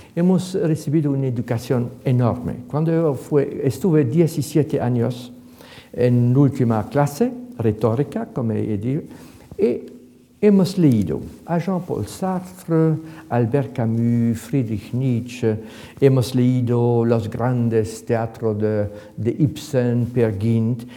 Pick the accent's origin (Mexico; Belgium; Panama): Belgium; Ghent, Flanders; Spanish is a second language; now in Madrid, Spain; Comencé mi infancia en Gante